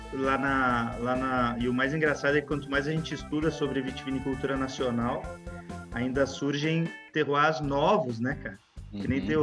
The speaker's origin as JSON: {"language": "Portuguese", "region": "interior of São Paulo", "country": "Brazil", "accent": "caipira", "said": "caipira. é, sou aqui do interior de São Paulo"}